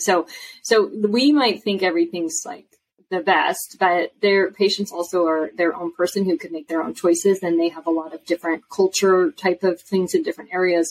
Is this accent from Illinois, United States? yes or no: no; Washington, United States; I'm from Washington State